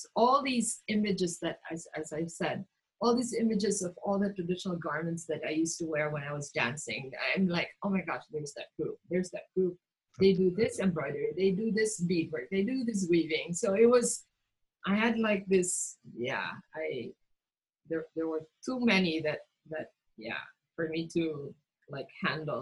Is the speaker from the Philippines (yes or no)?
yes; Mindanao, Philippines; I grew up in Mindanao